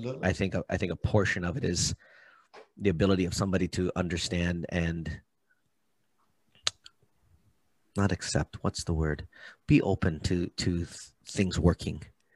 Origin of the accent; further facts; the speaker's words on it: Hawaii, United States; Me being from Hawaii, acupuncture, herbology, things of that nature. Being half Hawaiian